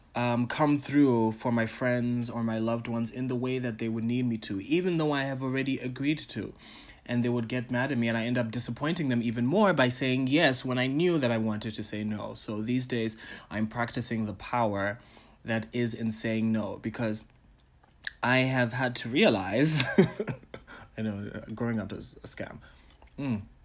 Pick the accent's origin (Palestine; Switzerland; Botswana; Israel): Botswana; also born or lived in Ghana / Tanzania; I am a Ghanaian, a Tanzanian, Pan African entertainer, curator, and entrepreneur from Botswana